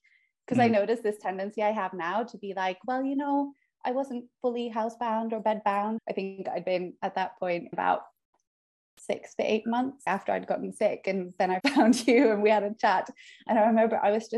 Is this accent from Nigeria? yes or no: no; Oslo, Norway; moved away; also born or lived in United Kingdom; I'm from Oslo, Norway. And I lived in the UK for 12 years, and now I'm moved back to Oslo